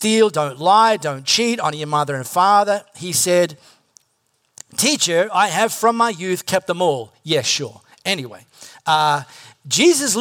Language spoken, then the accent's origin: English; High Wycombe, South East England, United Kingdom; I'm not Singaporean. I'm from High Wycombe.